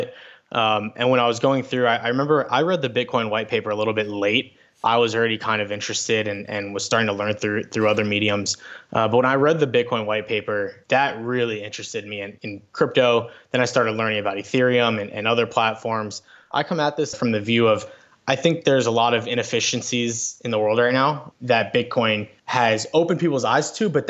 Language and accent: English; South Florida, United States; I grew up in South Florida